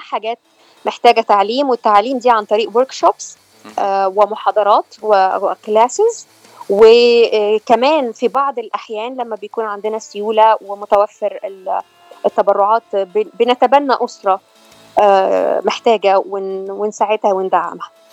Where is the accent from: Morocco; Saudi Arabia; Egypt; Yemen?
Egypt; moved away as an adult; now in California, United States; انا من مصر